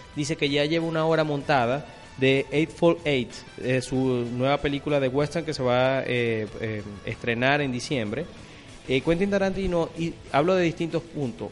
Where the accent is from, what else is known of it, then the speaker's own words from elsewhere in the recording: Venezuela; nosotros como venezolanos